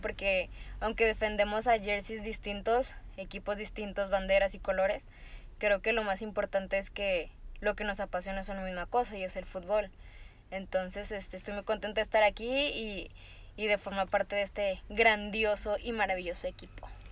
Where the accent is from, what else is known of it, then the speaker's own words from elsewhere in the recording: Tamaulipas, Mexico; now in Monterrey, Mexico; Pero después me mudo a, Monterrey, que yo no soy de, acá, yo soy de Tamaulipas